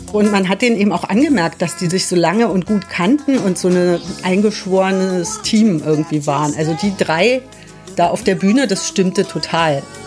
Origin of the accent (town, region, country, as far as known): Berlin, Germany; born or raised there